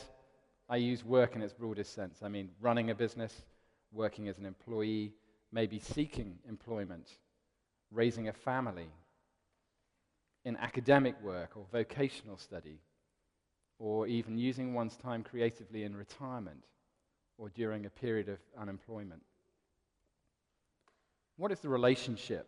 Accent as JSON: {"language": "English", "region": "London", "country": "United Kingdom", "tie": "born or raised there", "also_born_or_lived": "Cardiff", "said": "I was born in Cardiff, and the week that I was born, we moved to London, so I now consider myself a bit of a Londoner, really."}